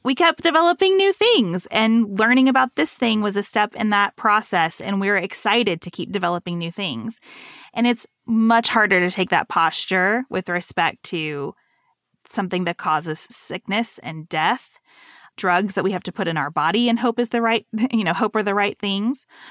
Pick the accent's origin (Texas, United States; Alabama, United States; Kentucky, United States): Kentucky, United States; Western; moved away as an adult; also born or lived in Lexington, Kentucky; it was a real culture shock to go from Western Kentucky to Lexington, Kentucky in this private school